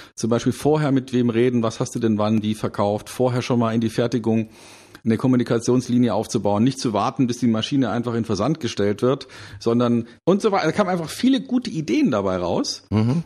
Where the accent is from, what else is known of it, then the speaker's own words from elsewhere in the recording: Munich, Bavaria, Germany; in meiner Heimatstadt München